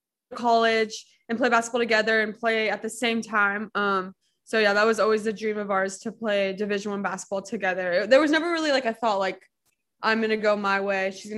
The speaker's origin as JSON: {"language": "English", "region": "Arizona", "country": "United States", "tie": "born or raised there", "moved": "as an adult", "lives_now": "California, United States", "said": "we grew up in Arizona"}